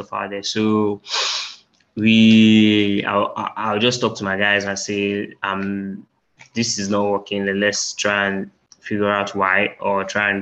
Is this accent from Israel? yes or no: no; Nigeria; we're Nigerian, socks wearing is not really a culture